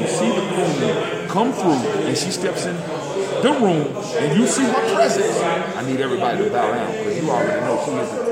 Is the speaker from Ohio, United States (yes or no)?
no; Charlotte, North Carolina, United States; I'm from Charlotte, North Carolina. Born and raised.